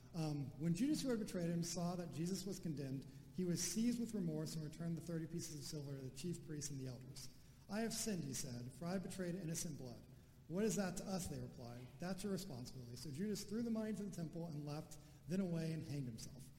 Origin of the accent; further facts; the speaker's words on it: United States; as an American